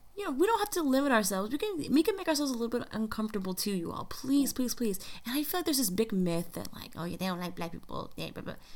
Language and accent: English; United States; a black American in the United States